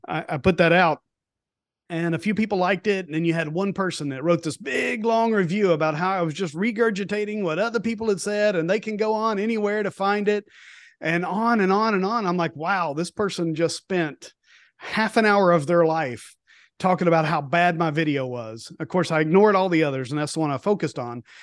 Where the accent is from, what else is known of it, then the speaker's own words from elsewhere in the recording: East Tennessee, United States; moved away; also born or lived in Homestead, Florida; I grew up in East Tennessee, so I grew up around the Smoky Mountains